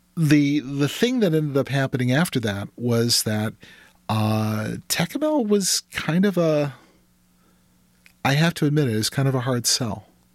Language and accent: English; Minneapolis, Minnesota, United States; I grew up in the Twin Cities